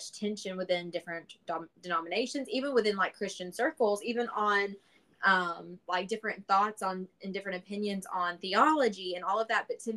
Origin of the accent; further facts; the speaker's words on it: Alabama, United States; where I grew up in Alabama, we have churches everywhere